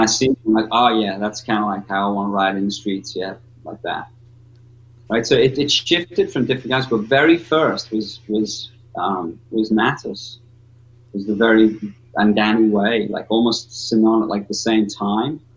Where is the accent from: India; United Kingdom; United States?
United Kingdom; North West England; I'm from way north, you know, northwest coast, and my accent's all gravelly